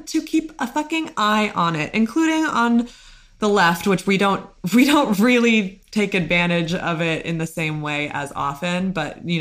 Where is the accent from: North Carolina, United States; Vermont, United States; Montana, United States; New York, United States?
Vermont, United States; Chittenden; right outside my hometown in Chittenden, Vermont